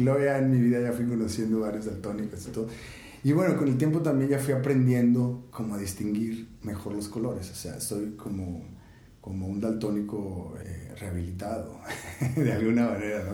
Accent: Monterrey, Nuevo León, Mexico; Nací y crecí aquí en Monterrey

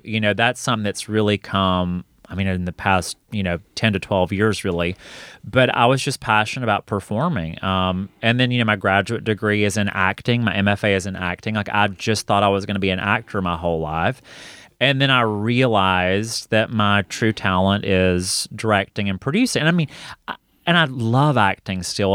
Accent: Hokes Bluff, Alabama, United States; moved away as an adult; now in Atlanta, United States; itchy to get out of Hokesbluff, Alabama

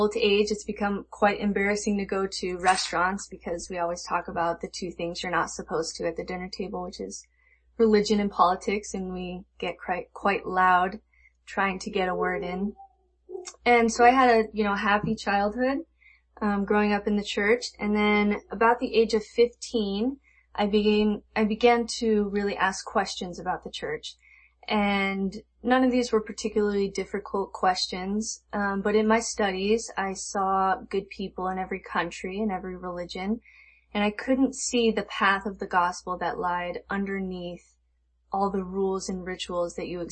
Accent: Las Vegas, Nevada, United States; I grew up in Las Vegas

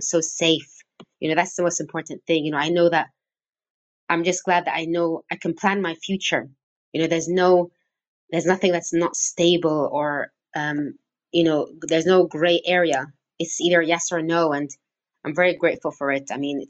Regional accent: Syria; English is a second language; also born or lived in Cyprus; I wasn't born in Syria, and I stayed there for 18 years.

